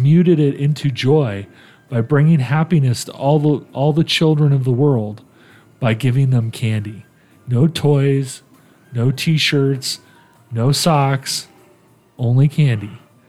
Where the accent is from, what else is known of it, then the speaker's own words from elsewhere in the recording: Italy; moved away; When I was a little kid, I grew up in Italy. The holidays are coming. I grew up in Italy. And, you know, we lived off base.